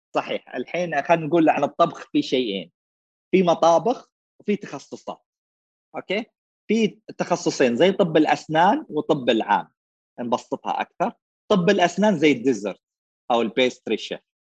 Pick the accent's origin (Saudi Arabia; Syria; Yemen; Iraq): Saudi Arabia; Eastern Province; moved away as an adult; also born or lived in Riyadh; انا من اهل الشرقيه